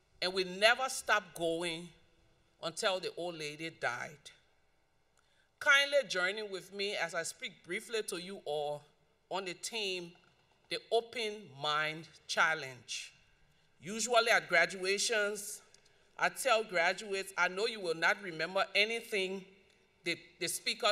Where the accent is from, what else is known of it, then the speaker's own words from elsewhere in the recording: Liberia; So growing up in Liberia, we live in a community that was like a village, even though it was in the city.